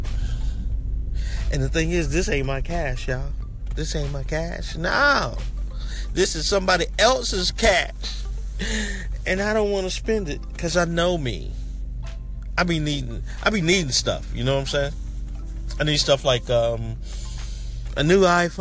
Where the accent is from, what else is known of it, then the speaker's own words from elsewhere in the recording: the South, United States; I was born down here in the South